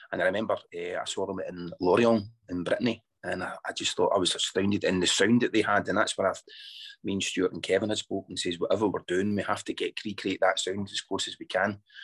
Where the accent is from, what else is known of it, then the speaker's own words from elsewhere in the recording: Scotland, United Kingdom; I'm Scottish born and bred